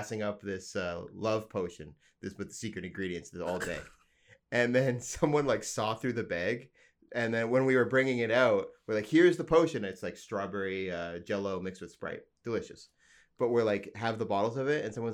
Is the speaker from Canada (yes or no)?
yes; Alberta, Canada; I'm from Alberta, so I'm from a very small town